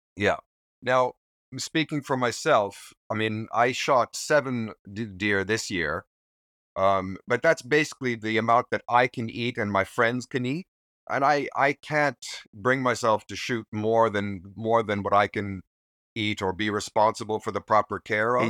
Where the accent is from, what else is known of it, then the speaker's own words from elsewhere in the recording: Newfoundland and Labrador, Canada; moved away as an adult; now in Japan; I'm originally from Newfoundland in eastern Canada